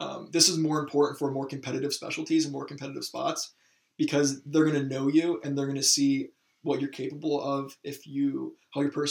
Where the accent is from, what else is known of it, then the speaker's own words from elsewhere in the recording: Michigan, United States; moved away; I'm not from the area where our medical school is. I'm from Michigan.